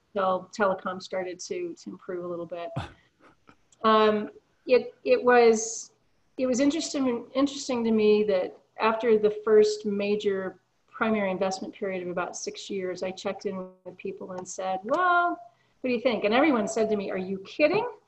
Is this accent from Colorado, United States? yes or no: yes; Colorado, United States; I'm actually originally from Colorado